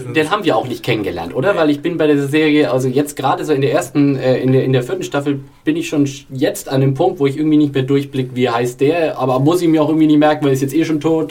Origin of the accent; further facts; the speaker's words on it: Franconia, Bavaria, Germany; als Franke